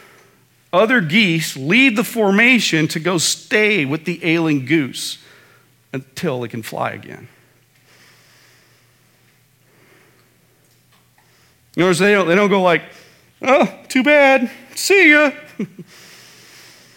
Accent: Midwest, United States; moved away; back in the Midwest, when I was growing up in the Midwest

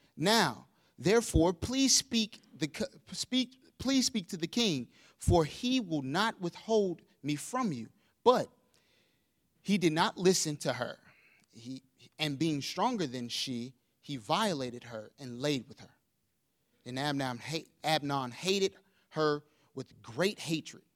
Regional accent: St. Louis, Missouri, United States; moved away; We come from Saint Louis, Missouri, uh, and I am a Missouri Tiger

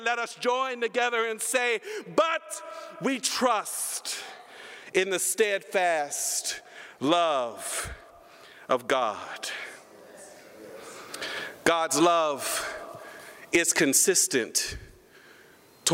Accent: Humble, Texas, United States; I am a Texan. I was raised in Humble, Texas

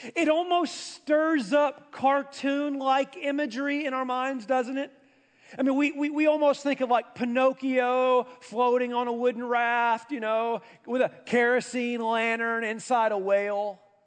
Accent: an hour outside of Nashville, Tennessee, United States; I grew up an hour outside of Nashville

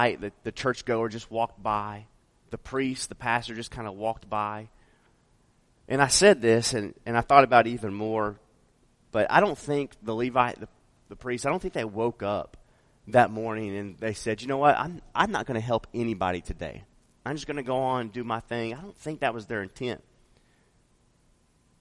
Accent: Las Vegas, Nevada, United States; I'm from Vegas. So I lived a large portion of my life in Vegas

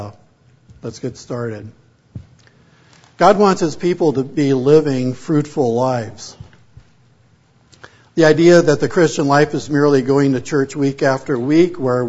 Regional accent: Pomona, California, United States; also born or lived in San Fernando Valley, California / Oregon / Canadian prairies, Canada; my wife and I grew up in Pomona, California

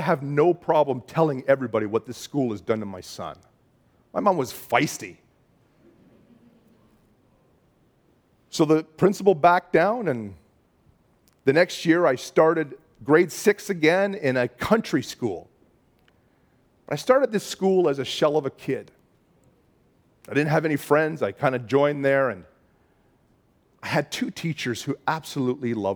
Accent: Bolton, Ontario, Canada; when I was a kid, we grew up in Bolton, Ontario.

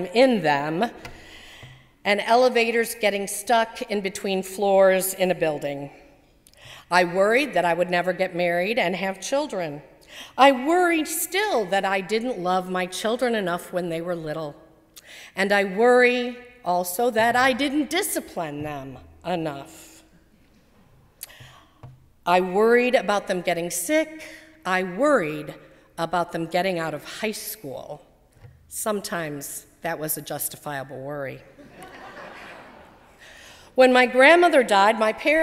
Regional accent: Arlington Heights, Illinois, United States; also born or lived in Rolling Meadows, Illinois; In fourth grade, we moved from Rolling Meadows to Arlington Heights

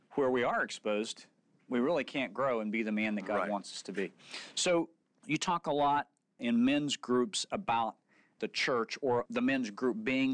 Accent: Oklahoma, United States; growing up in Oklahoma

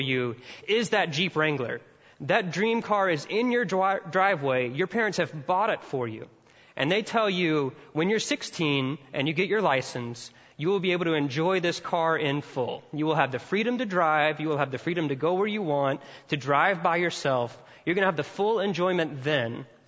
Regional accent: Mississippi, United States; I'm from Mississippi and all Southerners are a little bit redneck at heart

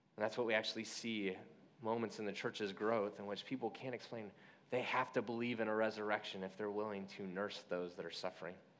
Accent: Midwest, United States; I was born in the Midwest.

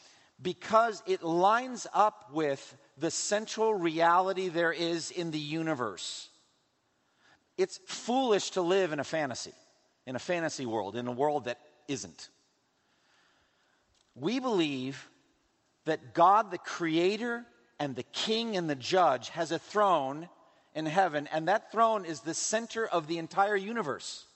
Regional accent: Massachusetts, United States; In my home state of Massachusetts, up in Newburyport

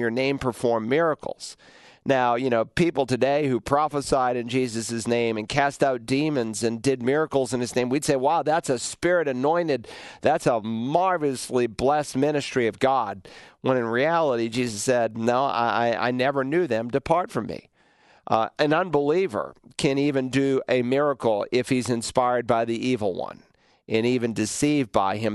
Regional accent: New England, United States; growing up in New England, and we had three apple trees in our yard

